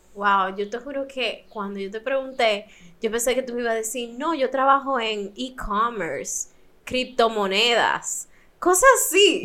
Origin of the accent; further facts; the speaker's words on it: Dominican Republic; also born or lived in United States; me siento demasiado dominicana